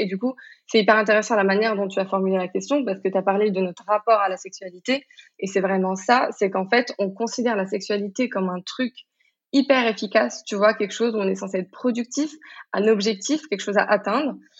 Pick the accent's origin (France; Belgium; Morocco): Morocco; je suis marocaine, j'ai grandi au Maroc